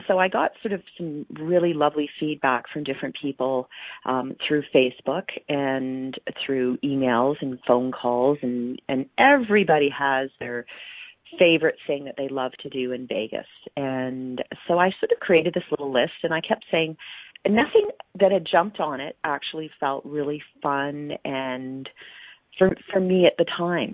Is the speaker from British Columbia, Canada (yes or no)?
no; Calgary, Alberta, Canada; my hometown of Calgary